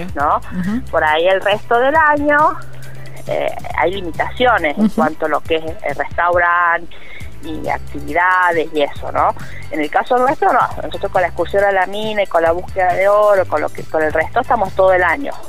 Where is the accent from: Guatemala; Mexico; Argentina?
Argentina; La Carolina, San Luis; mi pueblo